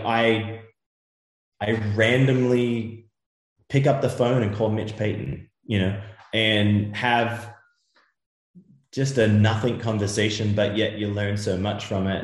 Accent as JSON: {"language": "English", "country": "Australia", "tie": "born or raised there", "also_born_or_lived": "Europe", "moved": "yes", "lives_now": "United States", "said": "growing up in Australia as a young Australian kid"}